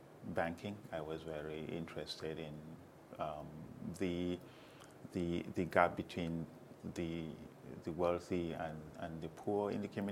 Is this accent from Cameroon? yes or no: yes; Cameroon; moved away as an adult; now in United States; I am from Cameroon, and I have been here in the United States since 1999.